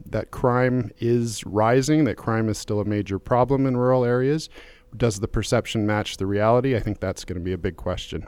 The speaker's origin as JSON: {"language": "English", "town": "Calgary", "region": "Alberta", "country": "Canada", "tie": "born or raised there", "said": "I grew up in Calgary"}